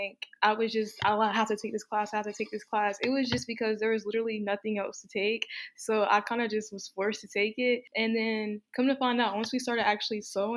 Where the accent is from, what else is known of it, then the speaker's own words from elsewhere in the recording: North Carolina, United States; I'm from North Carolina